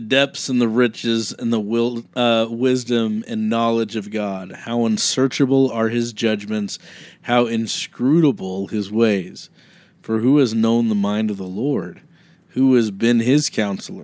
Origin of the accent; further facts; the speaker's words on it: Kansas, United States; I grew up in Kansas